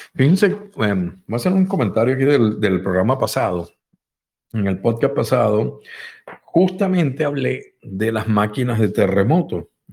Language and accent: Spanish; Venezuela; also born or lived in Spain; nací también en Venezuela